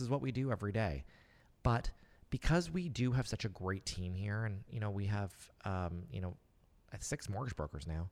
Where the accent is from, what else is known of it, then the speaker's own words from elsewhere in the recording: Nova Scotia, Canada; I live and work, and I'm from Nova Scotia.